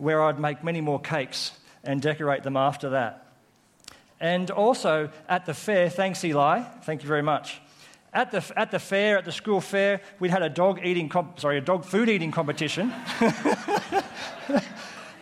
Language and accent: English; Coffs Harbour, New South Wales, Australia; born or raised there; also born or lived in Armidale, New South Wales